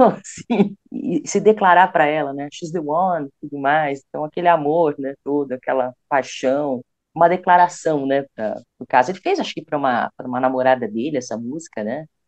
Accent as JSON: {"language": "Portuguese", "country": "Brazil", "said": "nós somos brasileiros"}